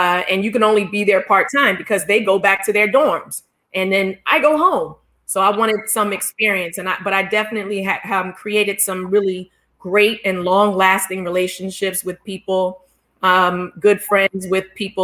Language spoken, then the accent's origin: English; Philadelphia, Pennsylvania, United States; I grew up in Philadelphia